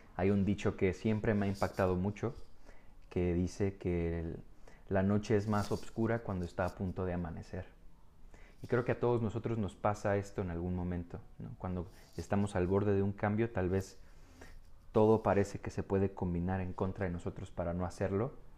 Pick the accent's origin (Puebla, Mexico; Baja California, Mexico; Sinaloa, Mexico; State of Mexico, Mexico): Baja California, Mexico; Tijuana; yo vivo en Tijuana, ok, entonces soy, soy mexicano, tijuanense de, nacimiento